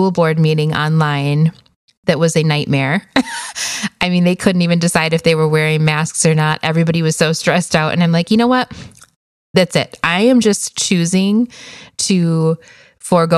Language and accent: English; Wisconsin, United States; moved away as an adult; now in Phoenix, United States; We are originally from Wisconsin, but moved here to the desert in 2009, actually. So we are in a suburb of Phoenix, Arizona